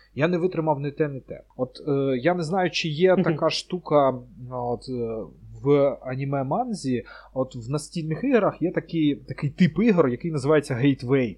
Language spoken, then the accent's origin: Ukrainian; Ukraine; ми з України